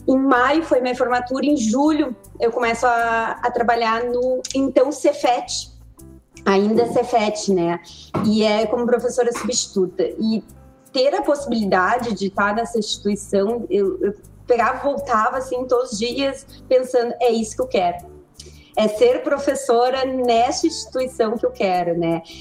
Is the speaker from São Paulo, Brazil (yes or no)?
no; Pelotas, Rio Grande do Sul, Brazil; also born or lived in Três Rios, Rio de Janeiro; Sou nascida em Três Rios, no Rio de Janeiro, mas vim para Pelotas. Pelotas é sul do Rio Grande do Sul muito pequenininha, né? Com dois anos e pouco.